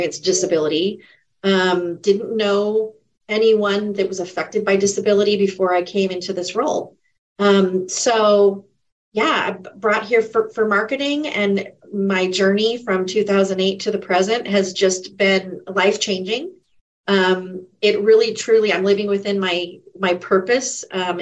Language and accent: English; San Bernardino, California, United States; also born or lived in Fontana, California; now in Redlands, United States; I was born and raised in San Bernardino, California